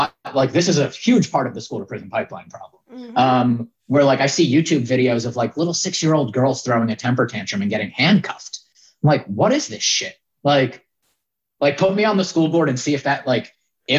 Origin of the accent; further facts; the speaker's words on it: Yonkers, New York, United States; I grew up in Yonkers, New York